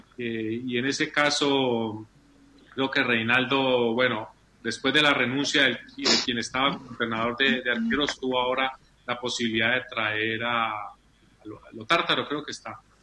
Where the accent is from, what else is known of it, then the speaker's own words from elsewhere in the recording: Colombia; como colombiano